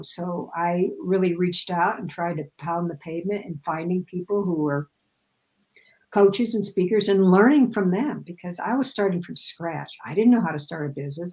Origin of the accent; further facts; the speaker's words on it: Midwest, United States; I grew up in the Midwest, so everything is flat as a pancake there